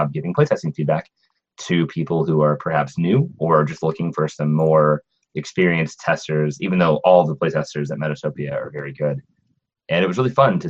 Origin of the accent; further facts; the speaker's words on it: Fort Worth, Texas, United States; I am from Fort Worth, Texas